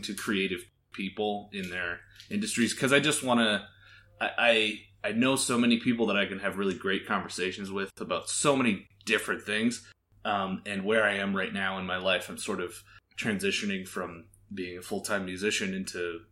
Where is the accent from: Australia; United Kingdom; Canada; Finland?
Canada; now in Las Vegas, United States; I live in Las Vegas. I'm originally from Canada.